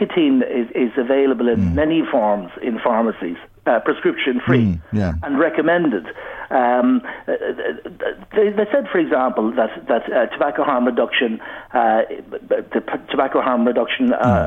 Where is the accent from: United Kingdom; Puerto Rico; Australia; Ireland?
Ireland; growing up in Ireland years ago, I started smoking at 14